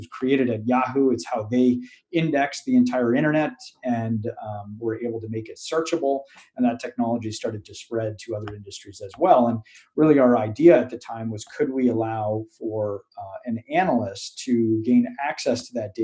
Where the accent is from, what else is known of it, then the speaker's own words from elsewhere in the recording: Acton, Massachusetts, United States; I grew up outside of Boston in a town called Acton, Massachusetts